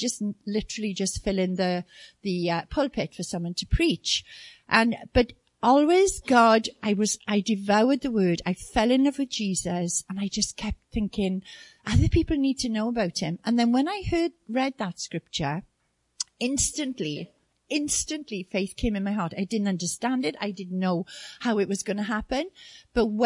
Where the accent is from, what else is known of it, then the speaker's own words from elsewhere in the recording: South Wales, United Kingdom; we were born and brought up in South Wales, which is in the UK.